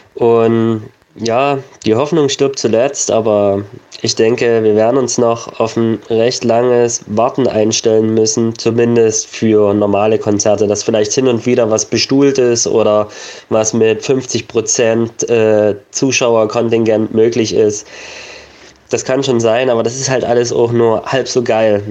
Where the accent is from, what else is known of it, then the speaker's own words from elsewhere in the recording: Germany; bei uns in Deutschland